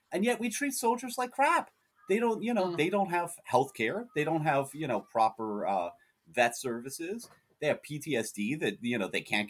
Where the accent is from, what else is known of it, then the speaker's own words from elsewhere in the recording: United States; I'm an American, so I live in an openly fascist country at this point